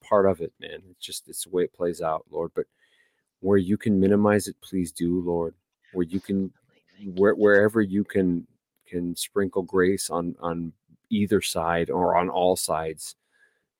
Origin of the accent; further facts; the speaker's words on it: Texas, United States; I'm Texan